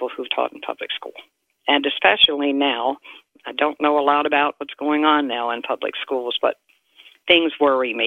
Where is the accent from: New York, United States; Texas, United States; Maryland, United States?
Maryland, United States; Baltimore; I'm a Baltimorean. We lived in Baltimore City until about 19 years ago when we moved out here to this residence where we live